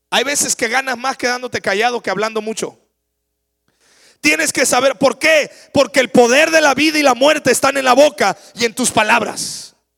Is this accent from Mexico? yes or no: yes; Mexico; Yo me crié en la Noria.